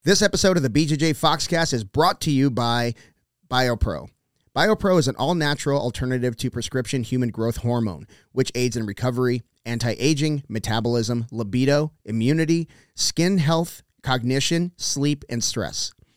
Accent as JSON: {"language": "English", "region": "South Texas", "country": "United States", "tie": "born or raised there", "said": "I grew up, I grew up in, in South Texas where you can just wander off into the woods."}